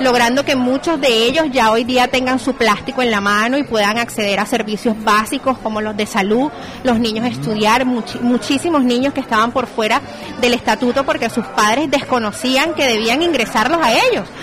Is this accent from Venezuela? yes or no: yes; Venezuela; moved away as an adult; now in Barranquilla, Colombia; soy venezolana, comunicador social. Ya en Barranquilla tengo dos años